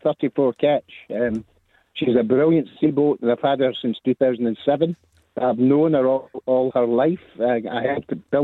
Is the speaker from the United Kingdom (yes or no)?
yes; Saltcoats, Scotland, United Kingdom; moved away; I'm from Saltcoats, that's where I'm from.